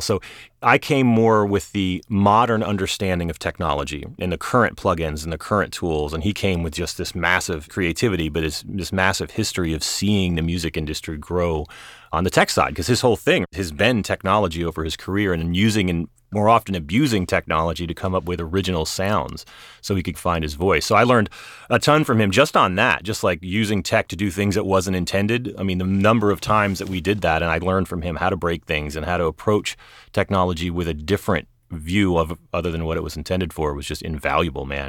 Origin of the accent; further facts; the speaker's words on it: Charleston, South Carolina, United States; now in Los Angeles, United States; I grew up in Charleston, South Carolina. I'm about as far away from there as I could get right now in L